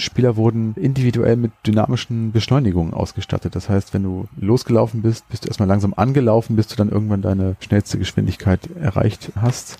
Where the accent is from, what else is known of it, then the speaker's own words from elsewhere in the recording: Hannover, Lower Saxony, Germany; bei uns in Hannover